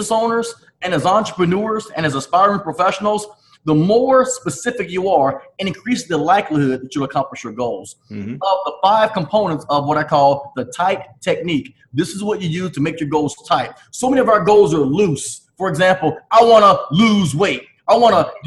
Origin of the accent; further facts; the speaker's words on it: Chattanooga, Tennessee, United States; I was born in Chattanooga, Tennessee, raised Southern